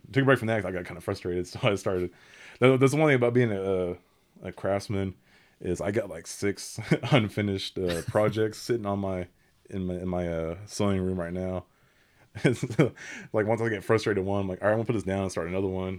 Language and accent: English; Seminole County, Oklahoma, United States; I'm from Seminole County here in Oklahoma. Uh, been here all my twenty-three years